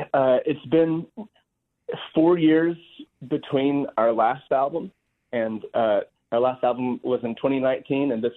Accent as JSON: {"language": "English", "region": "Arkansas", "country": "United States", "tie": "born or raised there", "moved": "as an adult", "lives_now": "Nashville, United States", "said": "I was born in Arkansas, born and raised"}